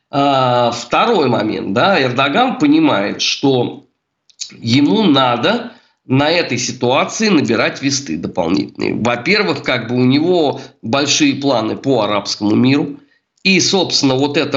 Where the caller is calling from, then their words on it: Saint Petersburg, Russia; Я вам звоню из Санкт-Петербурга, у меня в голове утро.